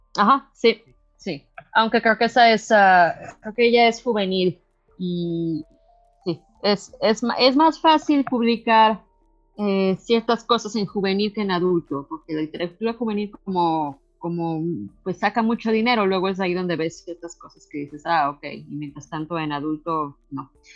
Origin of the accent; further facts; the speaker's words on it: Mexico; now in Canada; cuando yo estaba creciendo en México